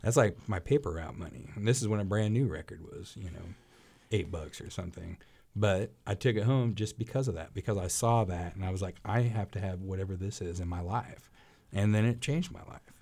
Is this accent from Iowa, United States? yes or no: no; Arkansas City, Kansas, United States; my hometown, Ark City